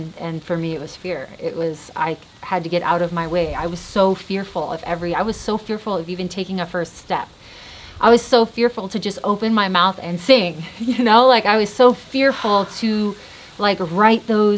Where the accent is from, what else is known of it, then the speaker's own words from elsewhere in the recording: Hawaii, United States; I'm born and raised in Hawaii